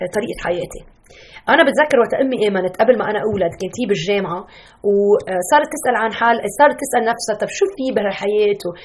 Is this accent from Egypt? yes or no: no; Lebanon; now in Chicago, United States; أنا لبنانية